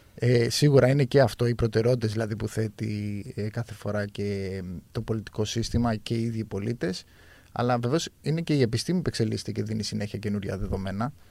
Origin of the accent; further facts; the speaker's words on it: Chania, Crete, Greece; είμαι από τα Χανιά